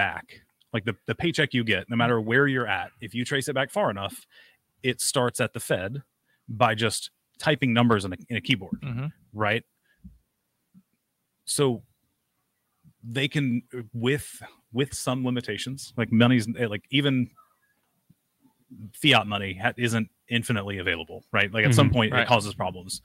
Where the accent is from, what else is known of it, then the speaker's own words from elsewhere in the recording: Fort Lauderdale, Florida, United States; now in Alabama, United States; I'm from Fort Lauderdale originally